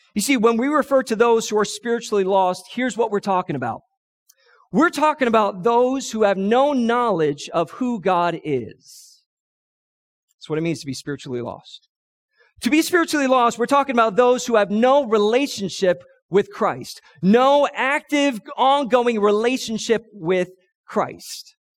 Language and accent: English; New York City, New York, United States; I grew up in New York City